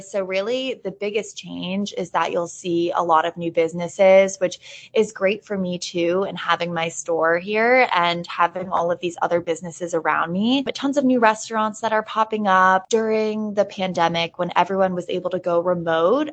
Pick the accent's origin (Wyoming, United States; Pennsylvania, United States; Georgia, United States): Pennsylvania, United States; Hawley; moved away as an adult; also born or lived in Washington, D.C. / New York City / Boston; I enjoyed my experience growing up here